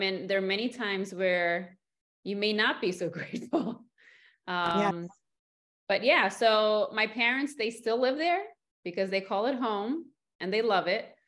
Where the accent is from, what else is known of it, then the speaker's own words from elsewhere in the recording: New York City, New York, United States; I was born and raised in New York City on the Upper East Side of Manhattan